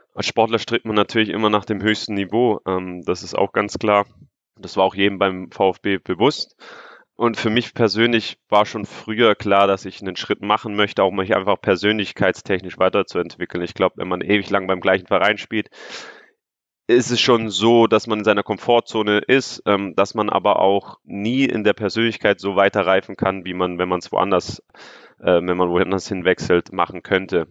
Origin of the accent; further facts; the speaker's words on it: Stuttgart, Baden-Württemberg, Germany; moved away as an adult; Stuttgart ist meine Heimatstadt, dort sind meine ganzen Freunde